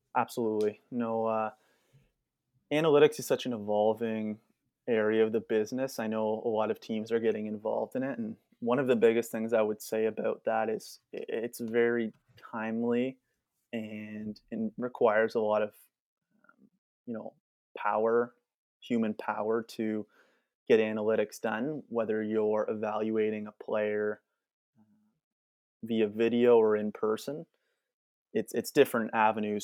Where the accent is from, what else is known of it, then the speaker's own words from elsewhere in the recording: Whitby, Ontario, Canada; I'm actually from Whitby